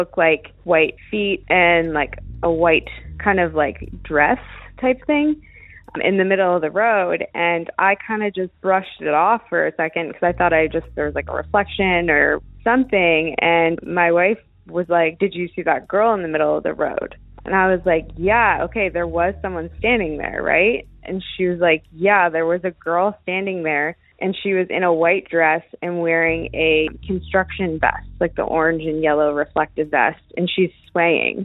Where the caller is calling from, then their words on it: Santa Monica, California, United States; I'm calling from Los Angeles, California